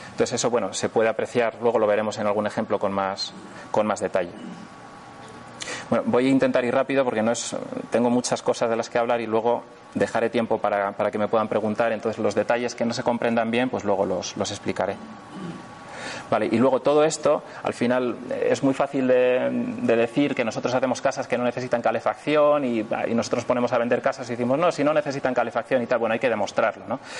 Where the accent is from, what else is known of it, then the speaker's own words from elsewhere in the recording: northern Spain, Spain; en una zona fría, por ejemplo en la Sierra Madrileña o en, la zona de, del norte de España, de donde yo soy